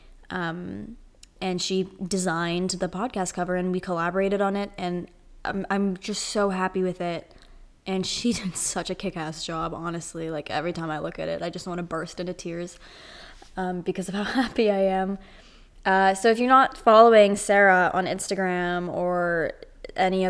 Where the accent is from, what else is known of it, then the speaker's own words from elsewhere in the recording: Toronto, Ontario, Canada; I'm from Toronto. So right now Toronto is under like complete lockdown